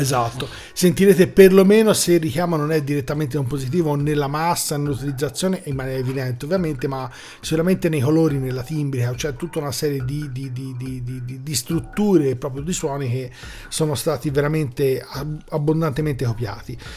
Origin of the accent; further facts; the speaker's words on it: Florence, Tuscany, Italy; essendo fiorentini e avendo qui vicino praticamente il Museo della Scienza